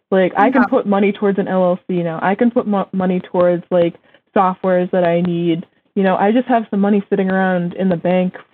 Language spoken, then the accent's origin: English; Massachusetts, United States; yeah, I go to school in Vermont, but I'm from Massachusetts.